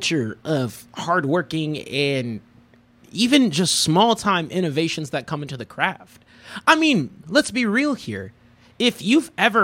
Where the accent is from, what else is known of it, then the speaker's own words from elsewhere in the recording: United States; I've been born and raised here